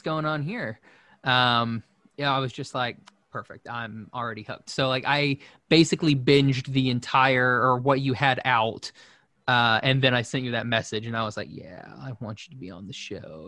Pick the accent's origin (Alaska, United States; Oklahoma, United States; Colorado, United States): Oklahoma, United States; Shawnee; I grew up in Shawnee, Oklahoma, which is a, you know, kind of a small town